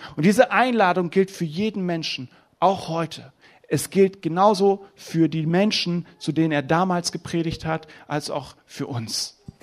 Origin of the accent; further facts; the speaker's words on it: Germany; in meiner Heimat. Deutschland ist wunderschön